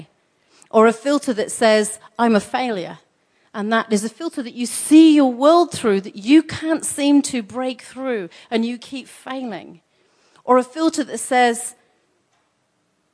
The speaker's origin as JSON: {"language": "English", "region": "England", "country": "United Kingdom", "said": "I'm English"}